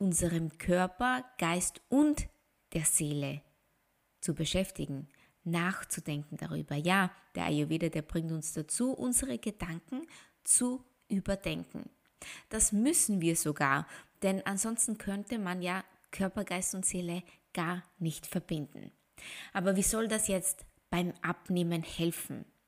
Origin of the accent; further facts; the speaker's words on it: Austria; Ich bin Österreicherin